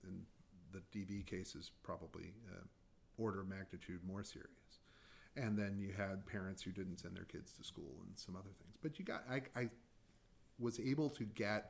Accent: Baltimore, Maryland, United States; also born or lived in Indiana; growing up in Baltimore, going to Baltimore City Public Schools

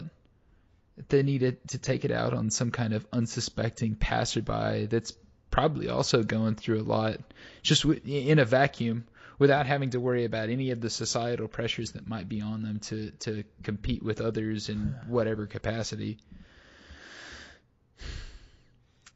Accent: United States; I grew up in the United States

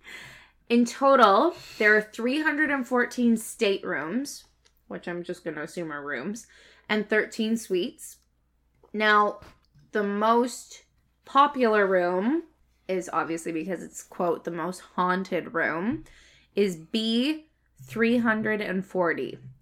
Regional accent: Canada; I'm Canadian

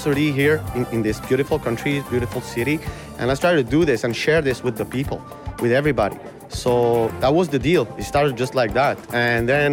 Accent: Algiers, Algiers Province, Algeria; moved away as an adult; now in Montreal, Canada; we're all immigrants, born and raised in Algeria.

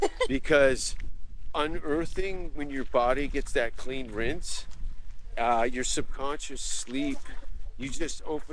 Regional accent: Canada; moved away; also born or lived in Stockholm, Sweden / Los Angeles; as a Canadian

